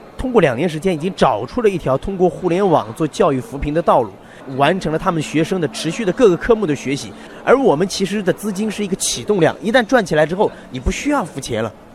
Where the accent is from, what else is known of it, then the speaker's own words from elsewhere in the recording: Nanchong, Sichuan, China; moved away; 我们老家那个地方啊，呃，原来叫果城，产什么呢？产橘子。